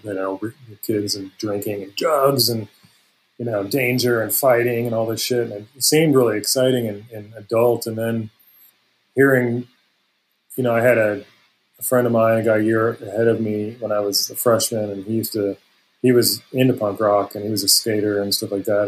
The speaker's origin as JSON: {"language": "English", "town": "Palos Verdes", "region": "California", "country": "United States", "tie": "born or raised there", "said": "I grew up in the South Bay area and actually in Palos Verdes"}